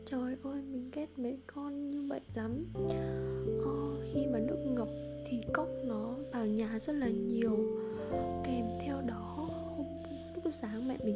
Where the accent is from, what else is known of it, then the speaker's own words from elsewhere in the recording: Central Vietnam, Vietnam; một thời gian dài ở nhà luôn là nói giọng quê nên mà khi mình đi làm lại thì việc mà nói lại giọng phổ thông chuyển sang giọng bắc như thế này thì nó rất khó ai nghe vào cũng biết mình là người miền trung cả